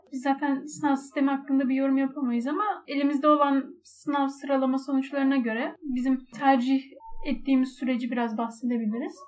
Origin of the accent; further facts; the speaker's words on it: Istanbul, Turkey; Ben İstanbul'da büyüdüm ve bu çevreleri biliyorum